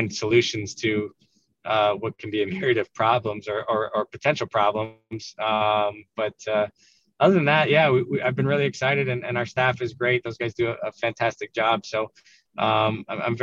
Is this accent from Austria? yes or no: no; Canada; now in Philadelphia, United States; growing up in Canada